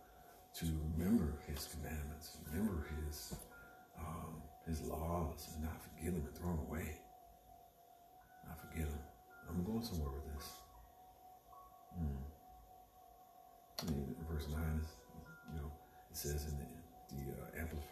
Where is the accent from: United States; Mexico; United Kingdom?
United States; the South; I was born in the South